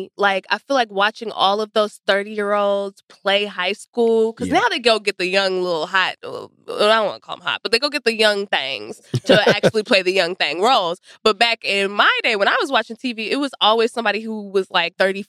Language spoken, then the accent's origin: English; Texas, United States; I'm from Texas.